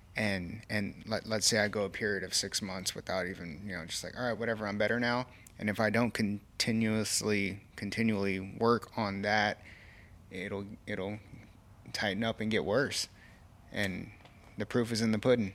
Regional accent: Kerrville, Texas, United States; it's here in my hometown

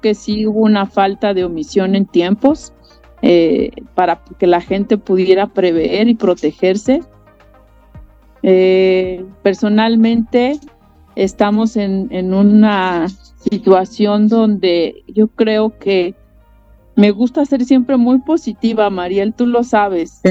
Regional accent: Acapulco, Guerrero, Mexico; los acapulqueños sabemos

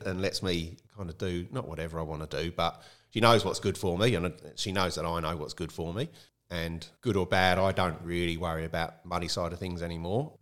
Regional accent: Kent, South East England, United Kingdom; moved away as an adult; also born or lived in London; now in Tumby Bay, Australia; I grew up in Kent, in the south of England, which is very close to London

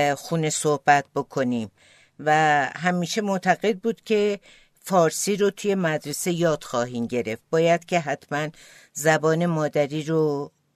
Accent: Tehran, Tehran Province, Iran; first language Azerbaijani; Persian is a second language; also born or lived in Vienna, Austria; توی یک خانواده اصیل آذربایجانی ولی در تهران متولد شدم

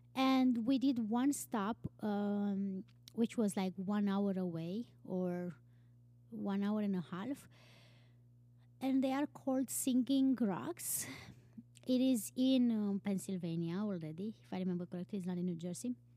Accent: Romania; moved away as an adult; also born or lived in Iceland; I am from Romania

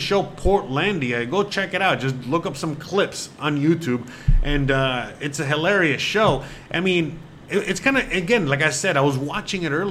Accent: Miami, Florida, United States; moved away as an adult; also born or lived in Seattle; now in Mexico; I come from the Miami, from the East Coast

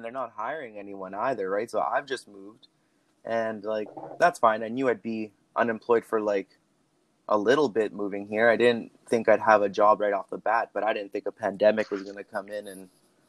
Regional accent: Lethbridge, Alberta, Canada; also born or lived in Calgary; now in Vancouver, Canada; I made the move to Vancouver out of Lethbridge, but even when I moved to Calgary from Lethbridge, I always had Brianna there.

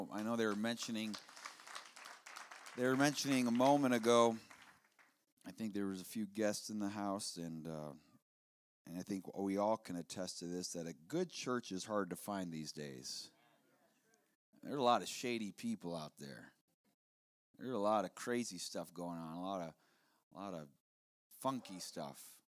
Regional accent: South Dakota, United States; Where I'm from, it's the opposite. I'm from South Dakota, and the top 10 coldest places in the United States of America, including Alaska, over half of them are in the Dakotas.

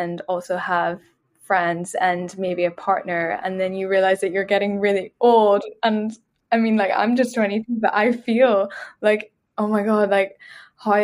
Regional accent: Belfast, Northern Ireland, United Kingdom; moved away as an adult; also born or lived in Dublin, Ireland; now in London, United Kingdom; I grew up in Belfast, which is like Northern Ireland.

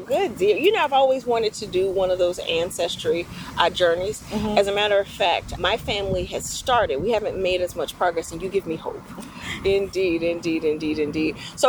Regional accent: Atlanta, Georgia, United States; we are from Atlanta, I have family in Cincinnati, Cleveland, Chicago, Milwaukee, and in LA.

